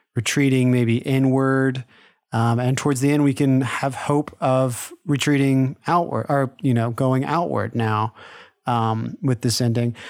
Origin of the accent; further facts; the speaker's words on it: Lake Charles, Louisiana, United States; we're from Louisiana, so we didn't, we don't really get snow days, but, uh, there was a, like, I, I don't know if you could call it a blizzard, but like an ice storm in nineteen ninety-seven in our, in our hometown of Lake Charles